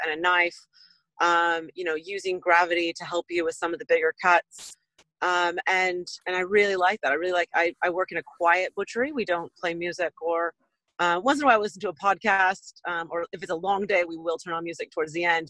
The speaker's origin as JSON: {"language": "English", "region": "west coast of the States", "country": "United States", "tie": "born or raised there", "accent": "American", "moved": "as an adult", "lives_now": "Auckland, New Zealand", "said": "I'm uh, American born, originally from west coast of the states"}